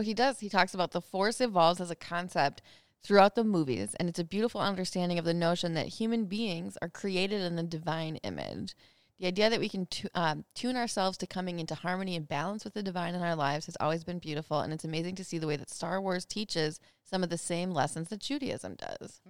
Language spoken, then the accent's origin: English; Minnesota, United States; I'm from Minnesota